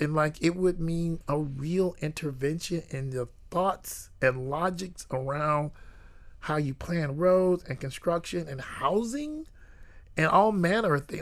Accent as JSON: {"language": "English", "town": "Jacksonville", "region": "Florida", "country": "United States", "tie": "born or raised there", "said": "I grew up in Jacksonville, and I grew up on the north side of Jacksonville"}